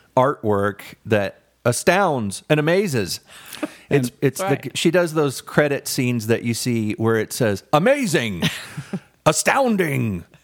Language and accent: English; Florida, United States; moved away; my hometown in Florida